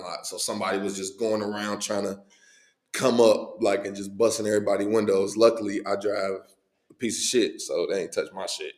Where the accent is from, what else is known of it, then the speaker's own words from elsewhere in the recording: Cincinnati, Ohio, United States; born and raised in Cincinnati, man. East side Cincinnati